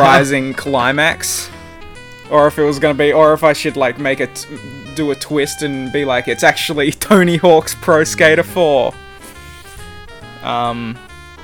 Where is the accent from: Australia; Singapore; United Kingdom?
Australia; New South Wales; also born or lived in Queensland; we moved down from Queensland when I was a very little child to New South Wales, and we moved into this new house.